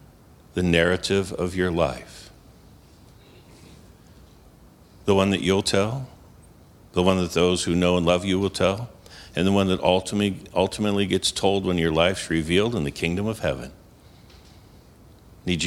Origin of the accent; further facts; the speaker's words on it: New York, United States; moved away; I'm from New York.